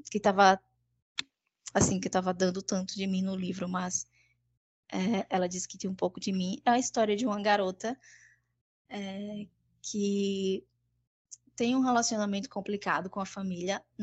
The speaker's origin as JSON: {"language": "Portuguese", "town": "Traipu", "region": "Alagoas", "country": "Brazil", "said": "eu sou de Alagoas, Traipu."}